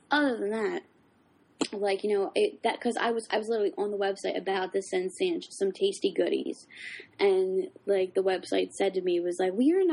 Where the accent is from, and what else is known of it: Philadelphia, Pennsylvania, United States; accent: South Philly